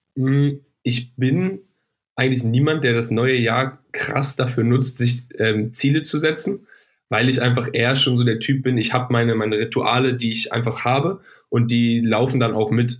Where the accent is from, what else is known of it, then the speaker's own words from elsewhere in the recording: Northern Germany, Germany; ich komme aus dem Norden